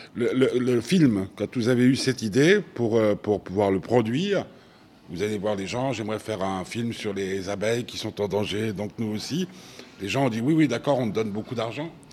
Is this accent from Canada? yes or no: no; Switzerland; chez nous, hein, chez nous en Suisse